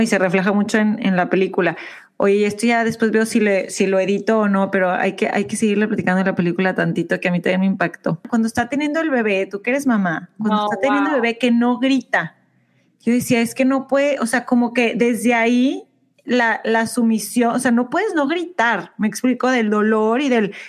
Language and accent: Spanish; Mexico; moved away as an adult; now in United States; nosotros somos de México